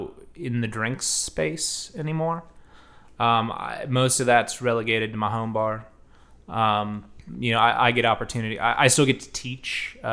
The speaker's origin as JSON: {"language": "English", "town": "Columbus", "country": "United States", "said": "So I'm from Columbus. My dad's side of the family is from Central Kentucky."}